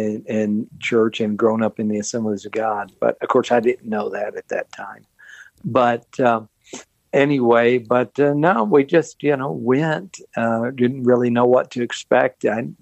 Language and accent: English; Longview, Texas, United States; I grew up in East Texas in Longview.